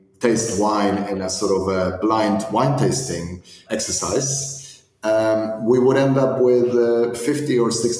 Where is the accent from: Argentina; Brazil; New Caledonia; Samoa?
Argentina; moved away; I was born and raised in Argentina